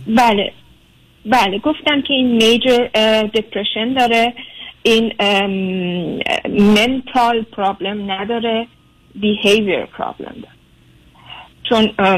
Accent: Germany; moved away as an adult; now in United States; من خودم در آلمان بزرگ شدم

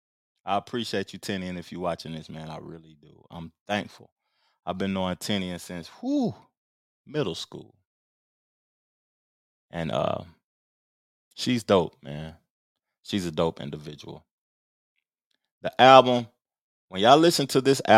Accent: Tennessee, United States; I'm from Tennessee

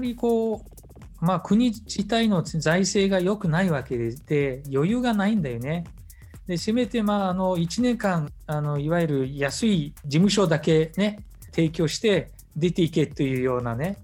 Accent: Mongolia; モンゴル人としての遊牧というものを大事にする

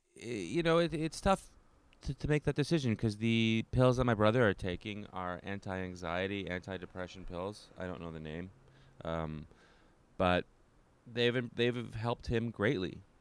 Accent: Canada; now in New York City, United States; as a Canadian

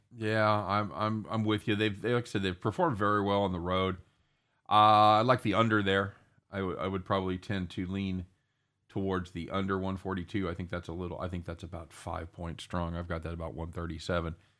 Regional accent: United States; as an American

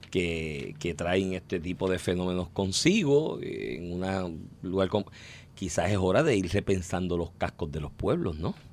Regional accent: Comerío, Puerto Rico; yo soy de Comerío, yo, en el barrio del sistema bombeo aparte, pero en el pueblo de Comerío

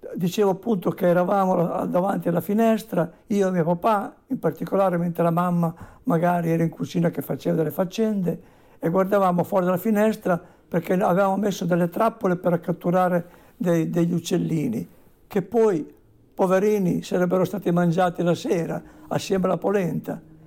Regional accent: Bassa Modenese, Emilia-Romagna, Italy; negli anni 50 quando ero un bambino in una campagna brulla d'inverno nella bassa modenese

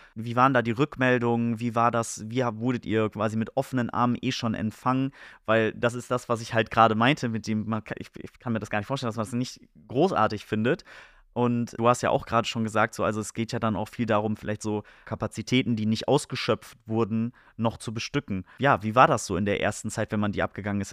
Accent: Oldenburg, Lower Saxony, Germany; hier bei uns in Oldenburg

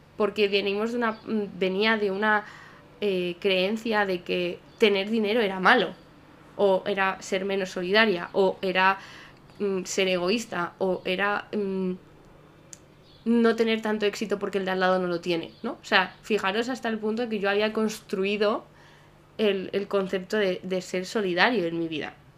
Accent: Salamanca, Castile and León, Spain; Salamanca, que es de donde yo soy

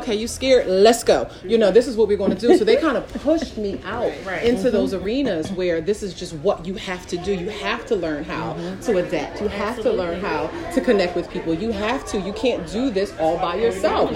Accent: Philadelphia, Pennsylvania, United States; I'm from Philly, I'm a little hood

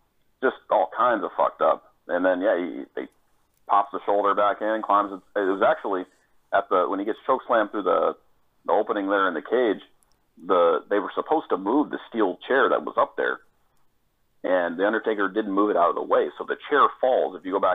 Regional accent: Florida, United States; moved away as an adult; also born or lived in Colorado; I grew up down here in Florida

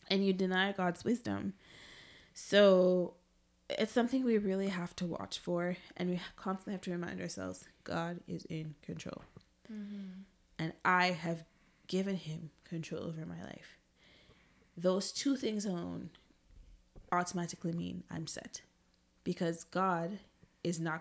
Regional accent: Jamaica; growing up in Jamaica

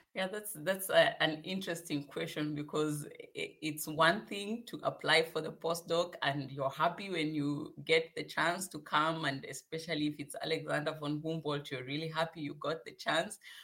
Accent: Kenya; moved away as an adult; also born or lived in South Africa; now in Hannover, Germany; I come from Kenya

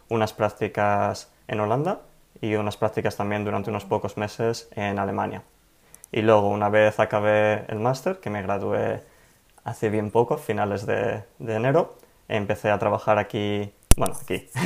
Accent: Madrid, Community of Madrid, Spain; also born or lived in Delft, Netherlands; bueno, pues yo nací en Madrid, me crié ahí y fue ahí también donde estudié en la Universidad Politécnica de Madrid

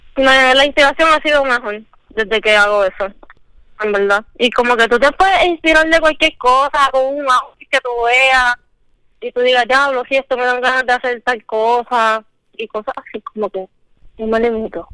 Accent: San Lorenzo, Puerto Rico; soy natural de San Lorenzo

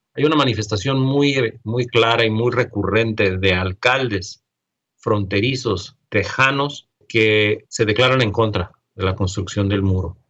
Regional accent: Mexico; no podemos como, mexicanos

